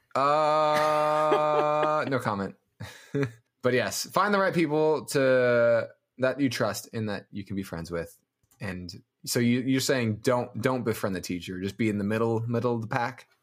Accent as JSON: {"language": "English", "town": "Denver", "region": "Colorado", "country": "United States", "said": "I'm from Denver. I'm from Colorado."}